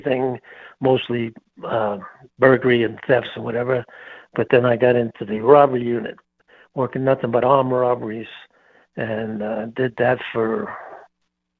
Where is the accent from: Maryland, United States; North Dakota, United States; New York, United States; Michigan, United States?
New York, United States; New York City; moved away as an adult; also born or lived in Long Island, New York / Greeley, Colorado; now in Colorado, United States; I'm from the Bronx and then Long Island back in New York